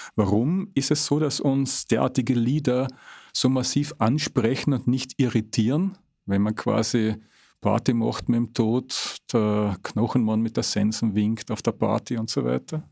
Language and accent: German; Carinthia, Austria; Ich bin ja gebürtiger Kärntner